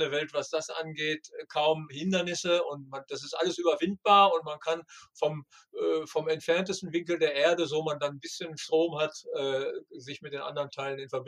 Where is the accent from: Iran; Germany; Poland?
Iran; Bandar Abbas, Hormozgan; Hör mal, ich komme aus Bandar Abbas, ich bin Iranerin.